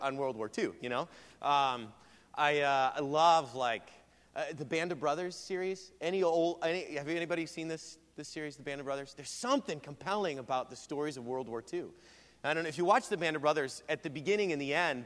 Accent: Iowa, United States; also born or lived in Brazil; we're both from Iowa

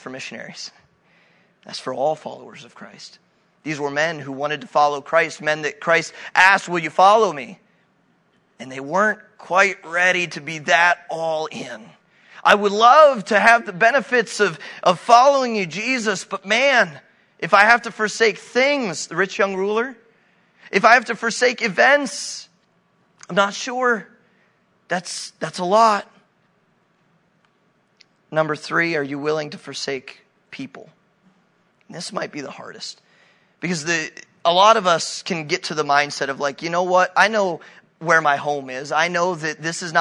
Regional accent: New Philadelphia, Ohio, United States; moved away as an adult; now in Hungary; my hometown of New Philly

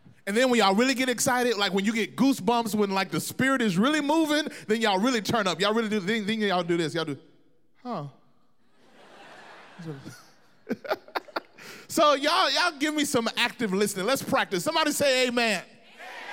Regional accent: Mississippi, United States; moved away; I grew up in Mississippi. I'm from the South originally

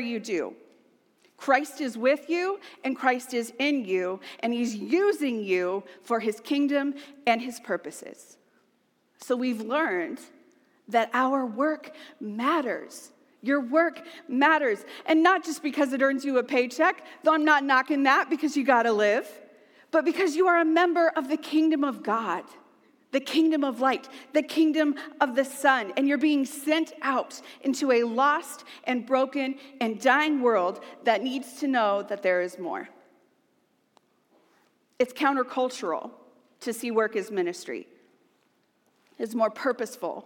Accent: United States; we are American.

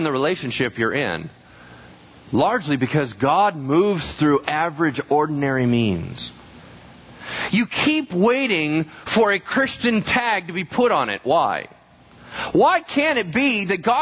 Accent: Loomis, California, United States; also born or lived in Pasadena, California; when I was 3, my dad wanted to shift from being a teacher to a principal. So we got a job in Loomis.

